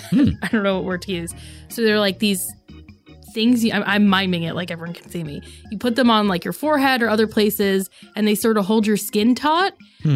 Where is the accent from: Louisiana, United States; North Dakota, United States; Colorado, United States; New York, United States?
New York, United States; I'm from New York. I talk with my hands.